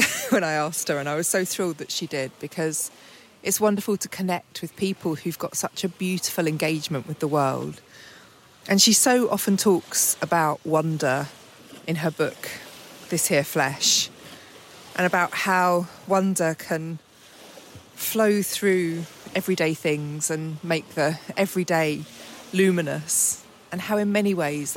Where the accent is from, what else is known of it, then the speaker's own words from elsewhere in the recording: England, United Kingdom; I'm English, as you can well tell